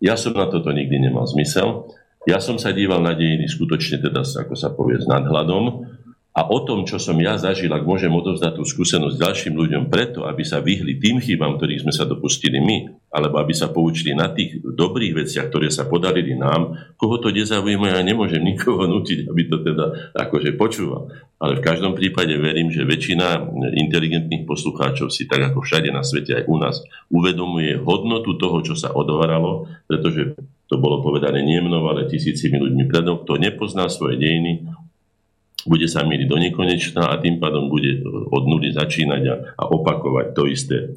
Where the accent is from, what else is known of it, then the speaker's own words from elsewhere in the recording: Slovakia; sme Slováci